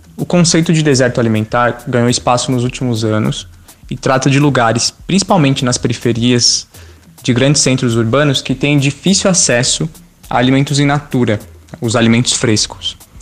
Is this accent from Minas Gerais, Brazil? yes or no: no; São Paulo, Brazil; Eu sou da região de Parelheiros, na zona sul de São Paulo